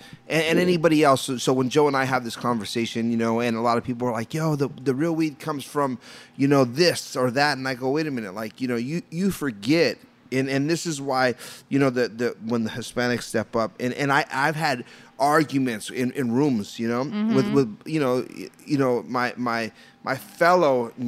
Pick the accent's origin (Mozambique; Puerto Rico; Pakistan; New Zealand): Puerto Rico; I'm Puerto Rican